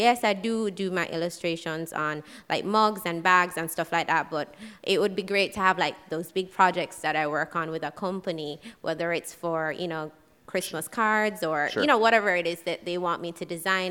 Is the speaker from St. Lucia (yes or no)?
yes; St. Lucia; I'm from St. Lucia.